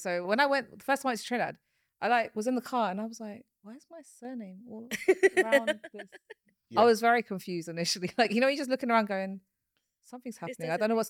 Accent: Mauritius

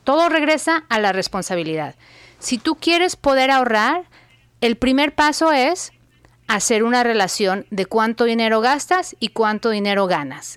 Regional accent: Guadalajara, Jalisco, Mexico; moved away as an adult; also born or lived in Phoenix / Dallas; now in United States; Yo nací y crecí en México, eh, soy de Guadalajara, mis papás todavía viven ahí

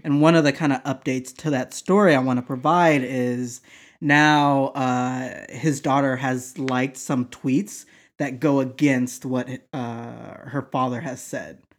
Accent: the South, United States; moved away; where I grew up that live in the South

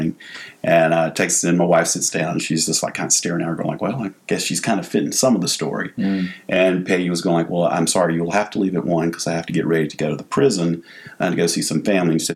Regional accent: Waynesboro, Mississippi, United States; accent: Southern Mississippi; Waynesboro, Mississippi

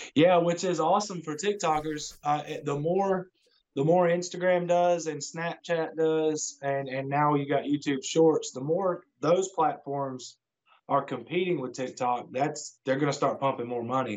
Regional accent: near Atlanta, Georgia, United States; I'm from Georgia, uh, pretty close to Atlanta

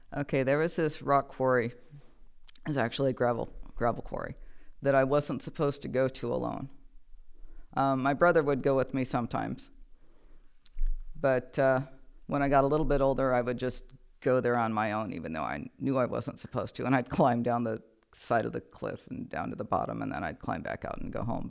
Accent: Nebraska, United States; I am originally from Nebraska. I was born in a hospital, but I was raised in a barn.

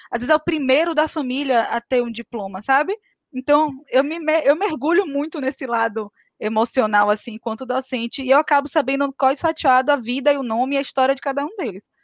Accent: Rui Barbosa, Bahia, Brazil; now in Salvador, Brazil; Na verdade, eu sou de Rui Barbosa, morei em Taberaba e vim parar em Salvador, trabalhei em feira, estou em Salvador.

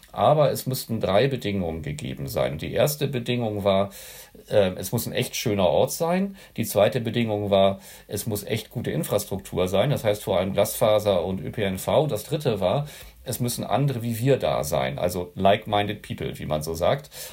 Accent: Schleswig-Holstein, Germany; also born or lived in Hannover; danach bin ich äh, im Dorf äh, hier in Schleswig-Holstein dann weiter groß geworden

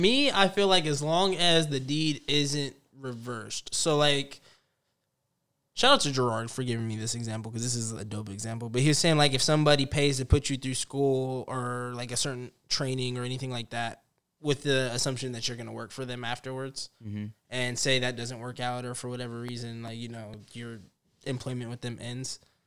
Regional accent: Spearfish, South Dakota, United States; Spearfish. I'm from Spearfish. That's what I would tell everybody.

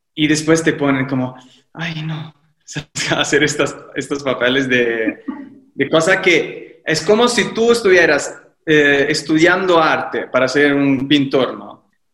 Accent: Livorno, Tuscany, Italy; Spanish is a second language; moved away as an adult; also born or lived in Rome; now in Mexico; vivo en México y soy de Italia, soy de Livorno, una ciudad de la Toscana

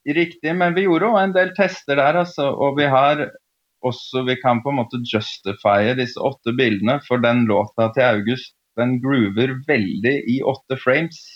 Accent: Oslo, Norway; moved away as an adult; also born or lived in Prague / London / Istanbul; Født og oppvokst i Oslo.

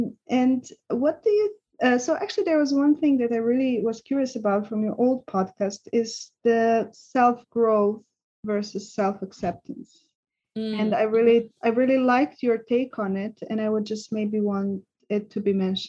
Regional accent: Serbia; English is a second language; now in Switzerland; when I came from Serbia, which I was even in that setting quite traumatized, not being fully able to express myself. And then I came to Switzerland

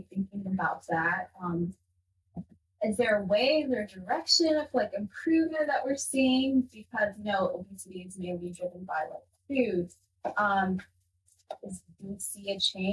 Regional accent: Ethiopia; now in United States; I grew up in Ethiopia

